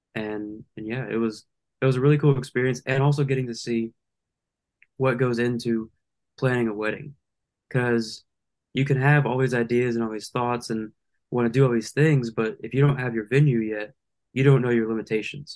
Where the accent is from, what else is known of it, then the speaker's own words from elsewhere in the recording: Lake Charles, Louisiana, United States; I'm from Lake Charles, Louisiana, born and raised